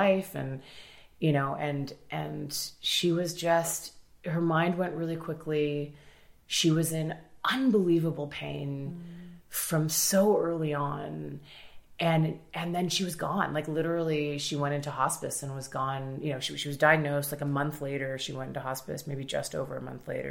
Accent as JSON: {"language": "English", "town": "Toronto", "region": "Ontario", "country": "Canada", "tie": "born or raised there", "said": "I grew up in Toronto, like pretty solidly middle class most of my life"}